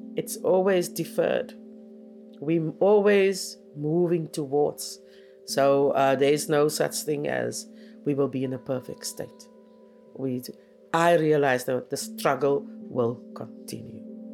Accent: South Africa; first language Afrikaans; English is a second language; I grew up in the heart of the apartheid time

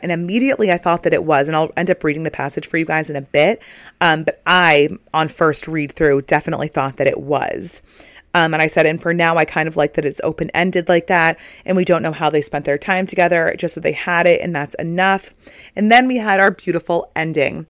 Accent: Northeast, United States; we're all from the Northeast

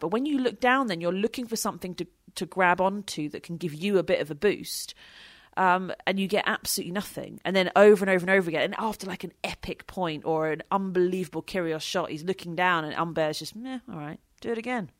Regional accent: United Kingdom; we're British

